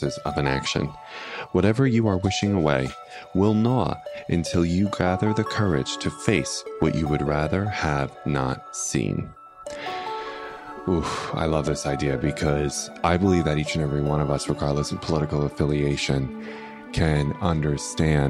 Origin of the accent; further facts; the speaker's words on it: United States; as an American citizen